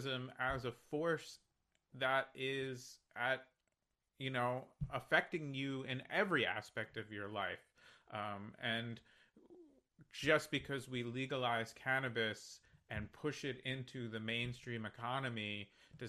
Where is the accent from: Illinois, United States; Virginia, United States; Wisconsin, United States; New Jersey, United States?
New Jersey, United States; moved away; also born or lived in New York City; I grew up in New Jersey, I lived in New York City for a long time